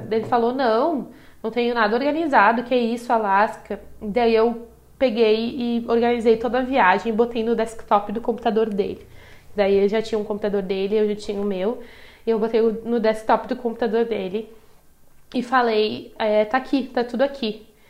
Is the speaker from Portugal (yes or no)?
no; Brazil; eu vim do Brasil